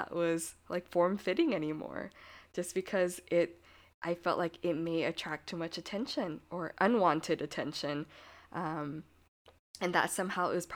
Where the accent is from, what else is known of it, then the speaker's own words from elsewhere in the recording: United States; I was born here and I'm American